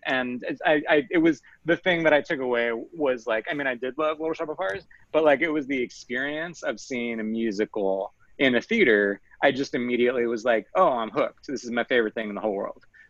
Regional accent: Long Island, New York, United States; I'm from Long Island originally, which is a land that is very near to New York City. And I'm from the suburbs.

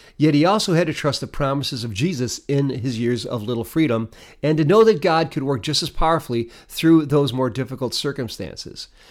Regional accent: Detroit, Michigan, United States; now in Canandaigua, United States; Having come from the city of Detroit

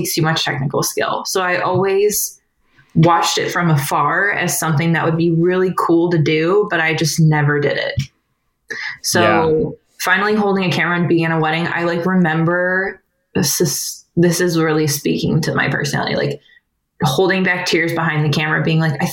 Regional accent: Cleveland, Ohio, United States; also born or lived in Kent, Ohio; now in Akron, United States; I grew up right outside of Cleveland, went to college at Kent where I met my husband, Dave. And then we now live in Akron

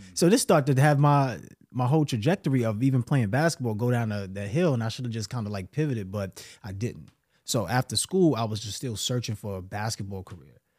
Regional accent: New York City, New York, United States; I'm from New York City, bro, Brooklyn

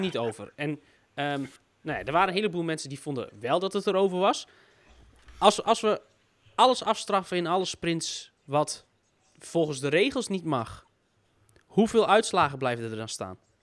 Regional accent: Netherlands; vanuit Nederlands oogpunt

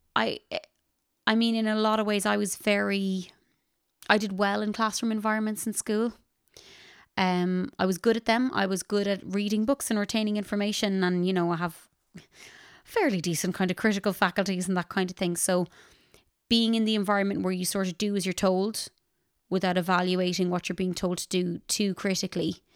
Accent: Ballinasloe, Connacht, Ireland; I am a musician from Ballinasloe, County Galway in Ireland.

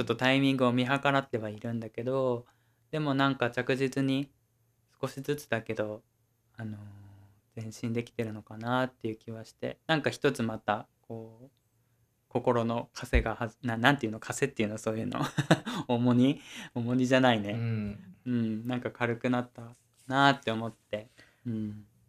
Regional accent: Oita, Japan; moved away; 俺の実家ね

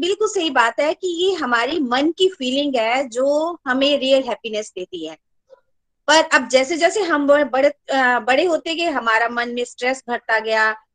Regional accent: Chamba, Himachal Pradesh, India; now in Delhi, India; मैं चंबा से हूँ एक्चुअल में

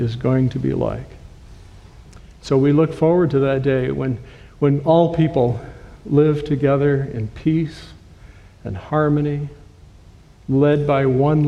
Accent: Owosso, Michigan, United States; moved away as an adult; also born or lived in Maryland / Illinois; I was born in Owosso, so we are Michiganders who have come home to Michigan

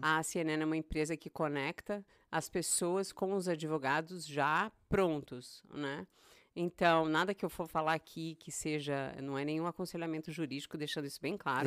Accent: São Paulo, Brazil; moved away as an adult; also born or lived in Goiânia / Montreux, Switzerland; now in Boston, United States; Eu sou nascida em São Paulo, me criei Ei. em São Paulo, na capital

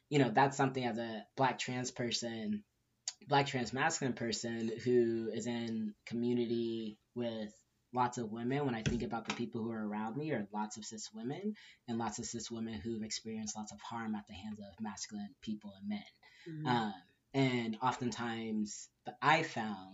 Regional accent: Southern California, United States; also born or lived in Inglewood, California / Inland Empire, California / Orange County, California / Tucson, Arizona; now in Arizona, United States; I'm originally from Southern California, grew up all over. I was born in Inglewood, grew up all over in the Empire, and Orange County, and then moved to Tucson, Arizona, lived there for about 11 years

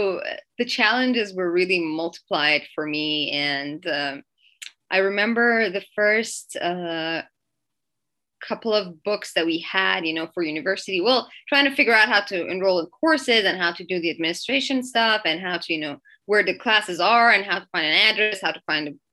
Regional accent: Iran; English is a second language; moved away as an adult; now in Canada; So I'm originally from Iran, and I lived there till I was 19.

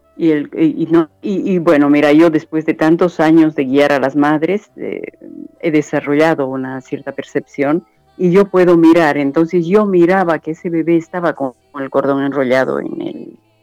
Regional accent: Bolivia; soy boliviana

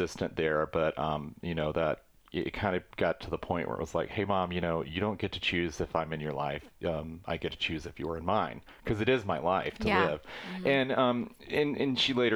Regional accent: Sylvania, Georgia, United States; also born or lived in Hilton Head Island, South Carolina; now in San Pedro, United States; I grew up in a very, very small rural town of, it's called Sylvania, Georgia.

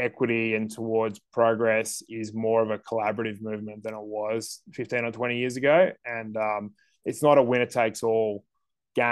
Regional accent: Sydney, New South Wales, Australia; moved away as an adult; I grew up in Sydney

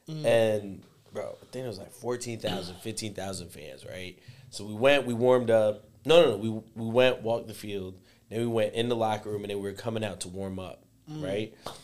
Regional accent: Puerto Rico; accent: Puerto Rican Spanish; moved away; also born or lived in Spain; when I lived in Spain, they could tell that I was from Puerto Rico based on the Spanish that I spoke.

